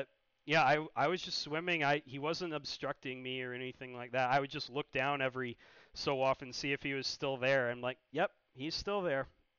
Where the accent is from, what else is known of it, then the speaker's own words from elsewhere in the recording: Chesapeake Bay, United States; So, growing up in the Chesapeake Bay, obviously, I saw more than a few red tides.